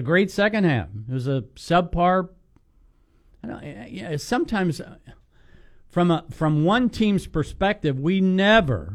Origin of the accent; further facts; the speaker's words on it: Kentucky, United States; moved away as an adult; also born or lived in Alabama; now in Florida, United States; I was born in Kentucky